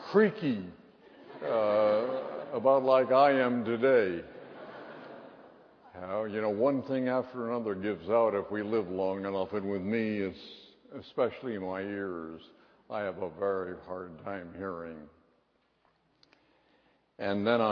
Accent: Seattle, Washington, United States; when I was a boy growing up in Westminster Presbyterian Church in Seattle

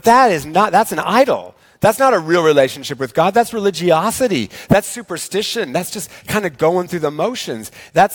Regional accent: Eastern Washington, United States; Growing up in Eastern Washington

